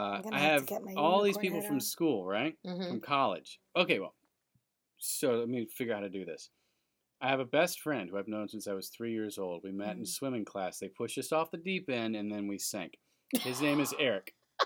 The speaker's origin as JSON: {"language": "English", "town": "Macon", "region": "Georgia", "country": "United States", "tie": "born or raised there", "also_born_or_lived": "New York / Atlanta, Georgia", "said": "we moved from Macon, Georgia to New York when I was 12."}